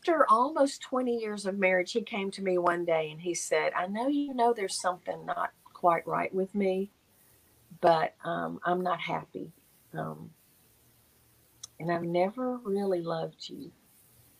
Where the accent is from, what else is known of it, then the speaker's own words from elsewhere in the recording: Nashville, Tennessee, United States; Nashville where I grew up in Tennessee